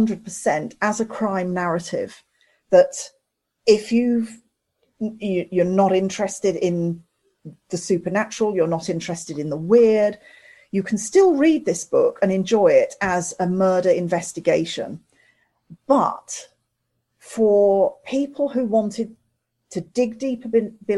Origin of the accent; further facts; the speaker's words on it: Midlands, United Kingdom; also born or lived in London; I was born in London. I grew up in the Midlands